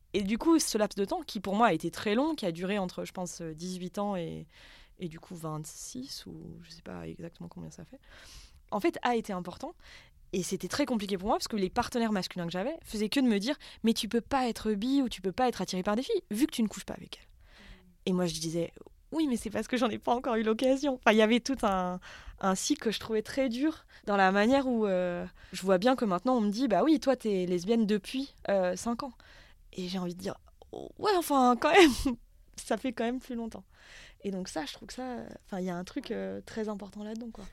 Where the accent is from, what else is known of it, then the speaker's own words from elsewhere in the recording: Haute-Savoie, Auvergne-Rhône-Alpes, France; Moi, j'ai grandi en Haute-Savoie, dans un bled euh, vraiment très, très paumé